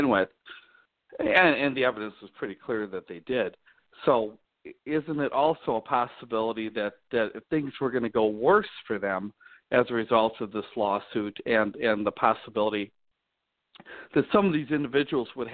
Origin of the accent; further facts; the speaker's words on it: Illinois, United States; moved away; also born or lived in Omaha, Nebraska / Wisconsin; I grew up in Illinois, and I spent a number of years out in Omaha, Nebraska, working for the newspaper out there